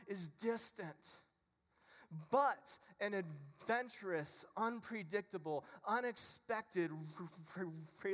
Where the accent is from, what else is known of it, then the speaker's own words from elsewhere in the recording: Ohio, United States; I'm from Ohio